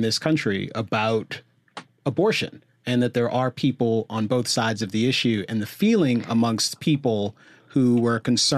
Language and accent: English; Jamaica; I'm Jamaican